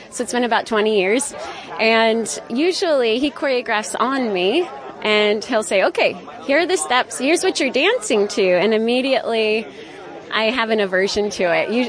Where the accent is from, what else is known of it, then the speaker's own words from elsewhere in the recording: Manhattan, New York, United States; now in Narrowsburg, United States; I'm a local. My husband and I moved to Narrowsburg about two years ago, and we're from Manhattan.